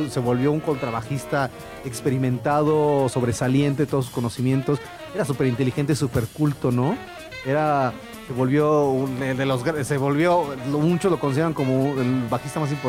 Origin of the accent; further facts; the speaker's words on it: Mexico; soy mexicano y soy latino